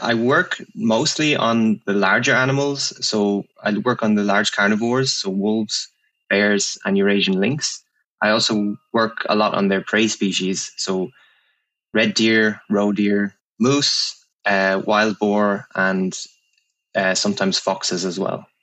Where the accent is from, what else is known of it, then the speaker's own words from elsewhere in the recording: Ireland; moved away; I'm from Ireland. I'm from um, a place not too far from Dublin